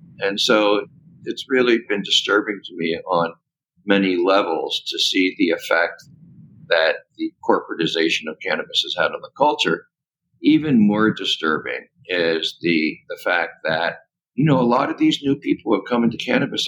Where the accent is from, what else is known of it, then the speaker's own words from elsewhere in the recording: California, United States; but especially in my home state of California